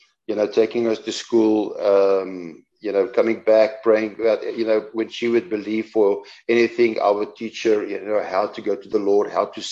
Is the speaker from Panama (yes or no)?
no; South Africa; accent: Afrikaans; our accent, my Afrikaans accent